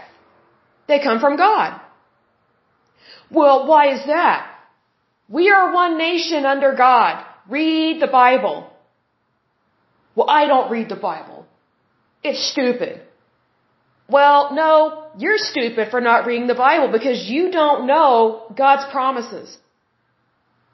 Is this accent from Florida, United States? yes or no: no; Oklahoma, United States; I'm born and raised in Oklahoma, and I went to a university here in Oklahoma